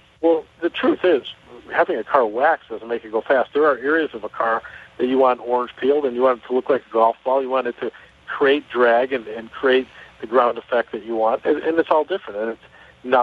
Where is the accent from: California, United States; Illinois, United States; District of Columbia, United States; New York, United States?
Illinois, United States; Chicago; I'm from Chicago